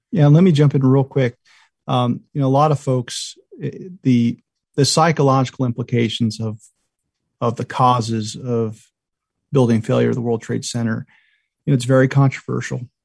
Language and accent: English; Myrtle Beach, South Carolina, United States; I grew up in Myrtle Beach